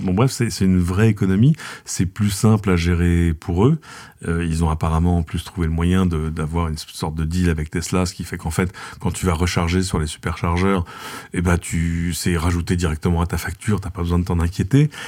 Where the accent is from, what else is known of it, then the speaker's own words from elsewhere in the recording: France; chez nous en France